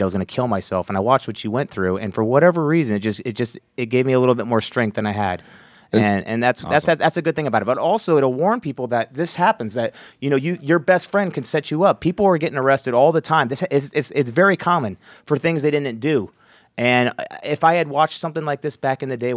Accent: United States; I was the only American over there.

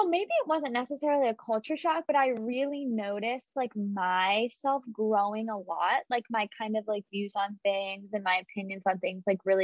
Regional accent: Morgantown, West Virginia, United States; moved away as an adult; also born or lived in Providence, Rhode Island; I loved growing up in Morgantown

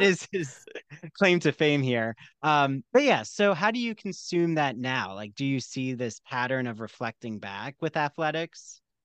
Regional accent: New Jersey, United States; I'm from New Jersey

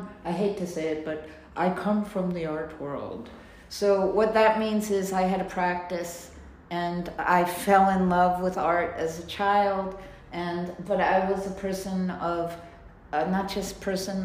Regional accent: New York, United States; I grew up in New York

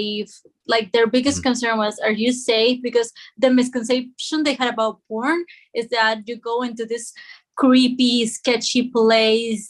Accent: Peru; moved away as an adult; now in Spain; I'm not Spanish. I live in Spain, but I was born in Peru and I traveled to Spain to study

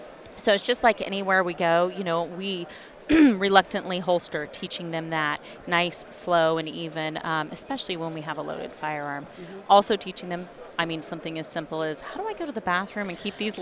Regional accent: Oregon, United States; now in California, United States; So born and raised in Northern California, which is very much like Oregon, where I'm from.

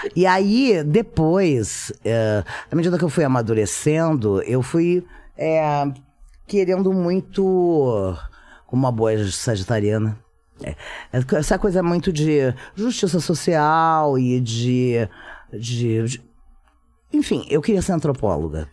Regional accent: Rio Grande, Rio Grande do Sul, Brazil; moved away; nasci na cidade de Rio Grande, no Rio Grande do Sul

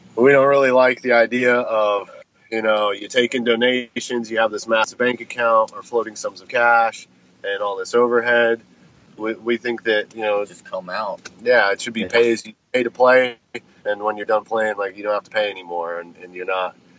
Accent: Colorado, United States; I grew up in Colorado.

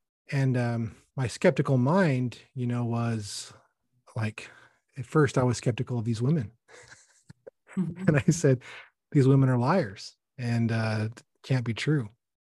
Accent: Salt Lake City, Utah, United States; also born or lived in Bountiful; I was raised in Utah, Salt Lake, and also Bountiful.

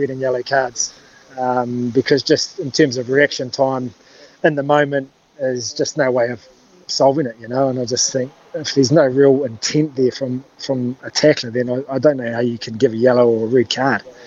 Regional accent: New Zealand; moved away; also born or lived in Auckland; growing up in Hotafanua

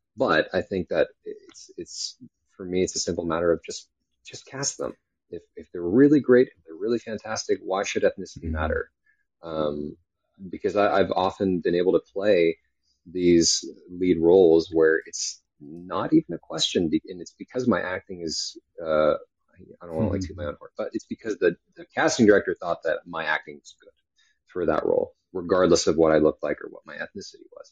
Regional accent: California, United States; moved away; also born or lived in New York / Texas; I was born in New York, raised in California, um, and uh, you know, lived in Texas for a while

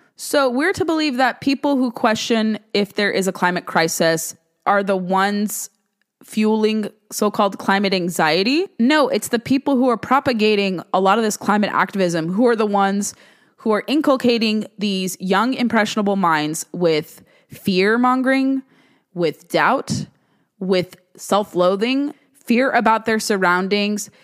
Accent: California, United States; the Golden State, my home state

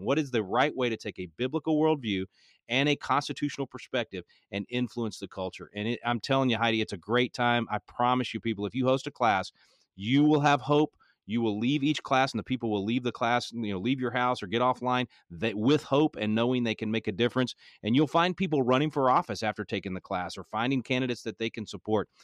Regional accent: Texas, United States; I'm a Texan

